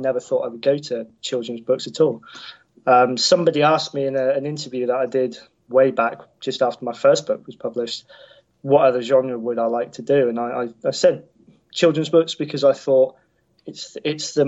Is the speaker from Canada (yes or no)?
no; United Kingdom; being a Brit as well